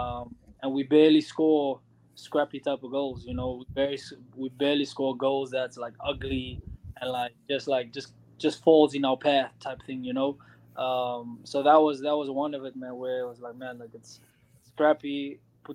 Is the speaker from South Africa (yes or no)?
yes; Cape Town, Western Cape, South Africa; now in Madison, United States; I host a soccer tournament in Cape Town, South Africa, in my hometown where I grew up